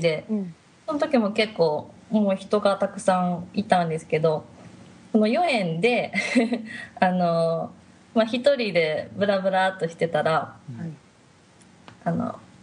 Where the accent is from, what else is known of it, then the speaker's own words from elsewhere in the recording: Japan; moved away as an adult; now in China; 日本です